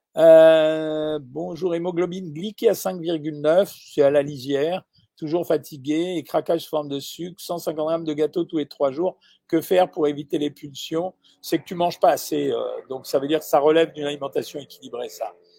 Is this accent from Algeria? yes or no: yes; Algeria; moved away; je suis né en Algérie